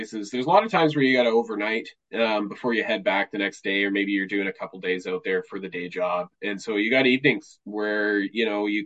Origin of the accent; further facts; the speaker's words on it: Vancouver, British Columbia, Canada; now in Prince George, Canada; I'm originally from Vancouver